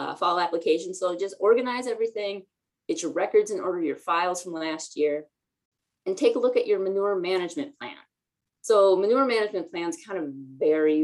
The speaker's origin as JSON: {"language": "English", "region": "Minnesota", "country": "United States", "said": "I say that as a Minnesotan"}